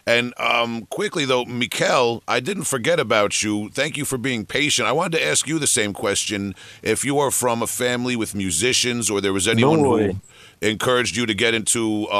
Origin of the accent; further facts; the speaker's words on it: Long Island, New York, United States; You know, I'm from Long Island, New York, right here.